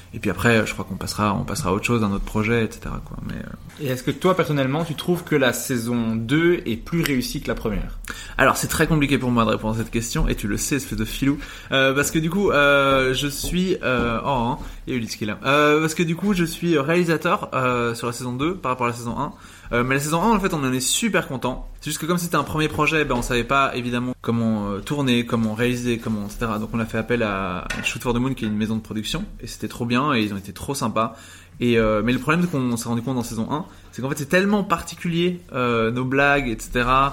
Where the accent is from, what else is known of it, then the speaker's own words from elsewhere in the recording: Uccle, Brussels-Capital Region, Belgium; je suis né du coup à Uccle, 1180